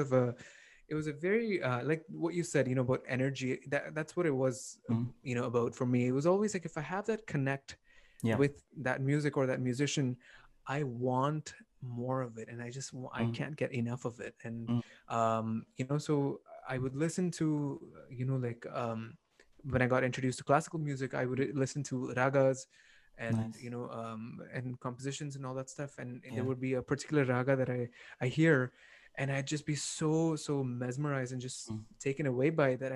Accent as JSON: {"language": "English", "town": "Toronto", "region": "Ontario", "country": "Canada", "tie": "born or raised there", "said": "I grew up here in North America. So I grew up in Toronto"}